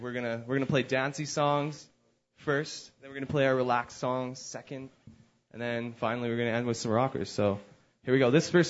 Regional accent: Edmonton, Alberta, Canada; we're obviously from Edmonton.

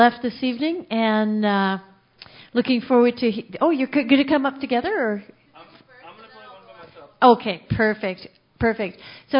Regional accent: Regina, Saskatchewan, Canada; now in Alberta, Canada; I'm actually from Regina.

